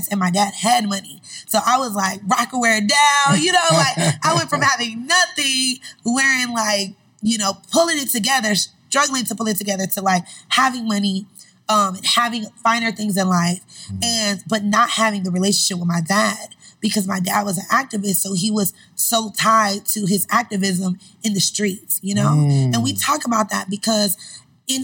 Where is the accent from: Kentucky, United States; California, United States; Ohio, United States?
Ohio, United States; Cleveland; also born or lived in Indianapolis, Indiana; I'm from Cleveland, but my mom lived in Indianapolis, so I moved to Cleveland